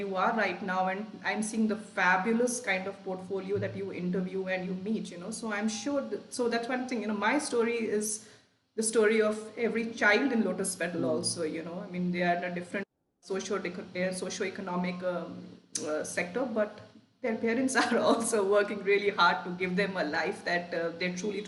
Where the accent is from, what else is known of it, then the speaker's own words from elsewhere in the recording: Lucknow, Uttar Pradesh, India; moved away; also born or lived in Sheffield; I grew up in Lucknow, you know, in a working middle class home